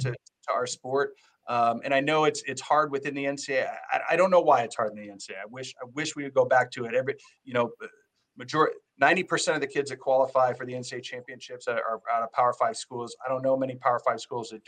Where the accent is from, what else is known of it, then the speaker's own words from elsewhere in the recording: Columbus, Indiana, United States; now in Auburn, United States; I'm from Indiana. I grew up 30 miles from Bloomington, Indiana, in a town called Columbus, Indiana